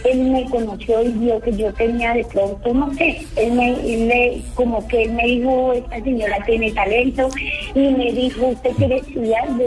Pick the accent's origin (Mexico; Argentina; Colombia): Colombia; Monguí, Boyacá; mi pueblo, que es Monguí.